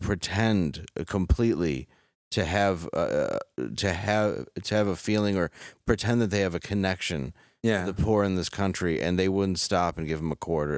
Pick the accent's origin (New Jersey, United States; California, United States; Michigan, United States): Michigan, United States; Detroit; growing up in Detroit where I did